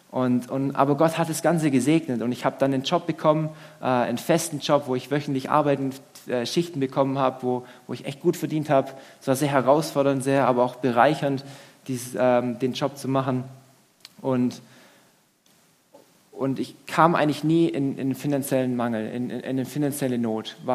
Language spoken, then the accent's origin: German; Swabia, Germany; Und das ist schon so, ich als Schwabe, pff, also schon frech irgendwo